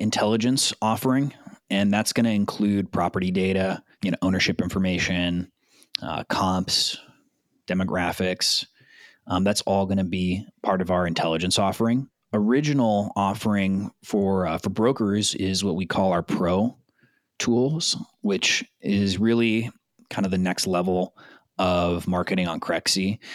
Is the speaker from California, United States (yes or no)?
yes; South Bay, Southern California, United States; also born or lived in San Pedro / South Florida; born and raised in Southern California, uh, South Bay specifically. I was born in San Pedro. Grew up in the South Bay